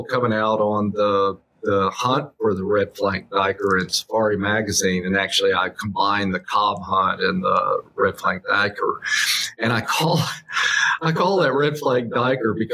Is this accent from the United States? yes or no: yes; Abilene, Texas, United States; what I grew up around in Abilene, Texas